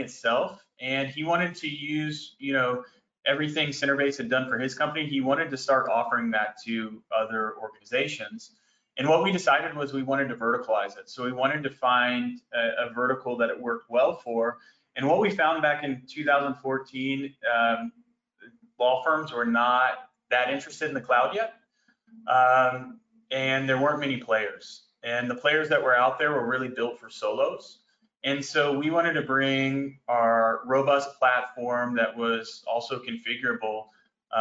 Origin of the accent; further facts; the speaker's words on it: Greensboro, North Carolina, United States; also born or lived in Arkansas; now in Dallas, United States; I was born in Greensboro, North Carolina, and I currently live here in Dallas